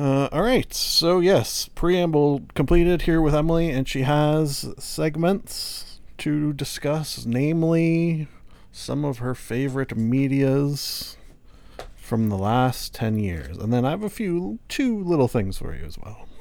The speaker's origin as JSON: {"language": "English", "country": "Canada", "said": "I am Canadian as well"}